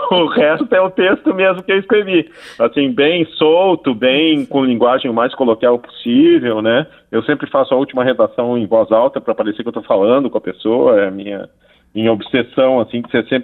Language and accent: Portuguese; Porto Alegre, Rio Grande do Sul, Brazil; eu me interesso uh, e pesquiso sobre a música de Porto Alegre, eu sou de Porto Alegre, né? Há 33 anos.